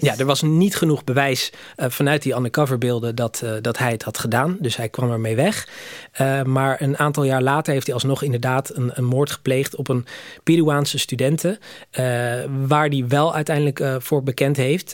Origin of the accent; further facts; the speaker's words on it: Netherlands; Ik kom zelf uit Nederland.